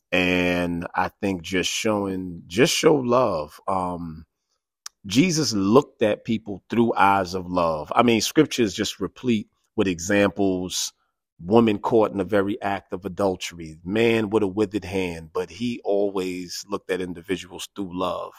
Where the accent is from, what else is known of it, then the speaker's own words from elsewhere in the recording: New York City, New York, United States; also born or lived in Harlem; born and raised in the South Bronx